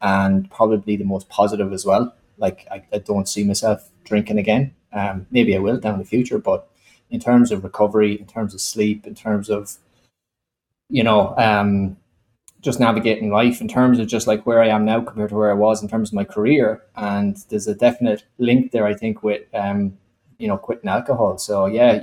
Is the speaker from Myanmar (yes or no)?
no; Ireland; moved away as an adult; now in Australia; Being Irish